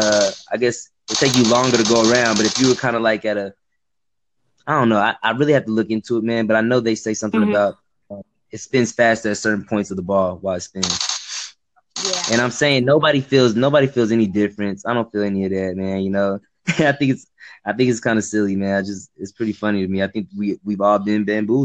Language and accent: English; Texas, United States; also born or lived in Dallas, Texas; I'm from Texas, man. I'm in Dallas, Texas.